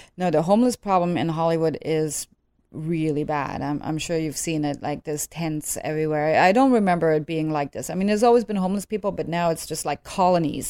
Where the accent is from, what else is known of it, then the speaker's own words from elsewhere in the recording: Netherlands; moved away as an adult; also born or lived in Germany; now in Los Angeles, United States; growing up in Holland, I mean, I don't have any Dutch blood per se